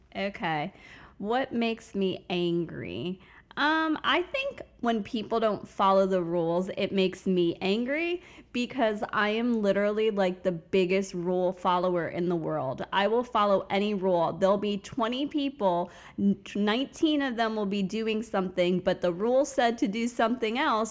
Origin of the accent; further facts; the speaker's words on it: Fort Lauderdale, Florida, United States; also born or lived in Bronx, New York / Tampa, Florida; now in Orlando, United States; I started out in the Bronx, New York. So that's where I'm originally from, but grew up in South Florida in the Fort Lauderdale area